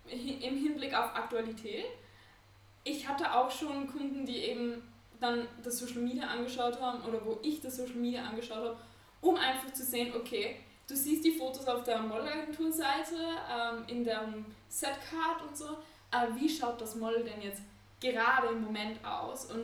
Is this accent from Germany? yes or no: no; Vienna, Austria; also born or lived in Copenhagen; Ich bin Fotografin und AR-Designerin. Ich komme aus Wien, lebe aber auch, ähm, pendel zwischen Wien und Kopenhagen weil ich in beiden Städten Kunden und so weiter habe